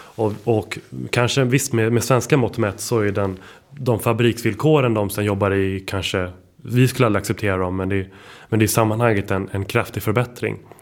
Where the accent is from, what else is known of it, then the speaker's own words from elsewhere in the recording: Stockholm, Stockholm County, Sweden; Jag är faktiskt född och uppväxt här på Södermalm där vi är just nu